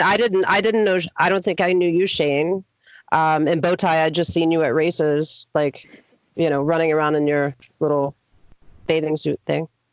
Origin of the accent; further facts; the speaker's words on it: Athens, Georgia, United States; I am from Athens, Georgia, right outside of Atlanta.